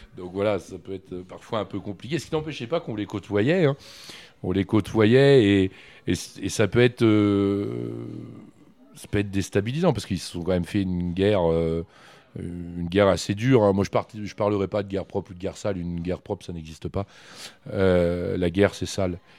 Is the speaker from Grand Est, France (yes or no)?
no; Issoudun, Centre-Val de Loire, France; moved away as an adult; also born or lived in Bourgoin; now in Châteauroux, France; je suis né à Issoudun. Et euh, j'ai joué, euh, j'ai joué longuement euh, aux SAI